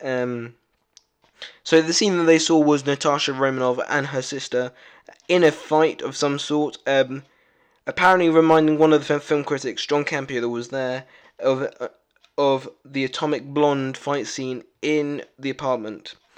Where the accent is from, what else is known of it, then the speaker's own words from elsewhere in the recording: United Kingdom; I am really British